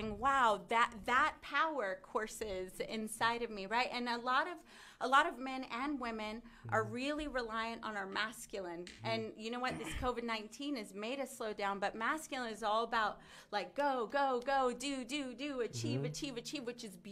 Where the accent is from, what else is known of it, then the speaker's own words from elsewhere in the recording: the South, United States; I grew up in the South.